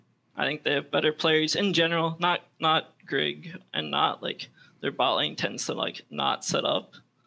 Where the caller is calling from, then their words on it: Harrisburg, Pennsylvania, United States; No, I'm calling from Harrisburg in Pennsylvania.